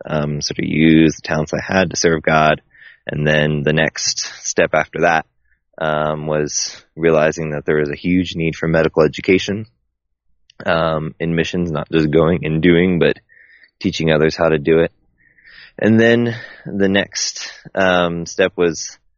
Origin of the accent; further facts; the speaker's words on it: outside of Baltimore, Maryland, United States; moved away as an adult; now in East Africa; I grew up outside of Baltimore, and I was homeschooled